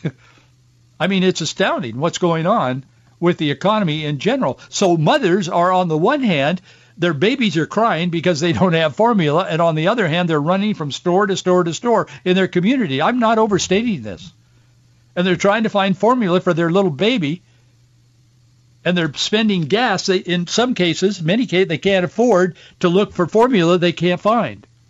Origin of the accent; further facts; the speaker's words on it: Yakima, Washington, United States; I was born in Yakima, grew up on an orchard in the Yakima Valley